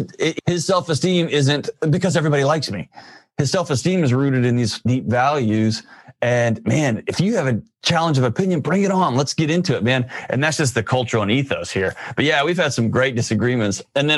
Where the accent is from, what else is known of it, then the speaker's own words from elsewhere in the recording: Lubbock, Texas, United States; I grew up in Lubbock where it's a farming community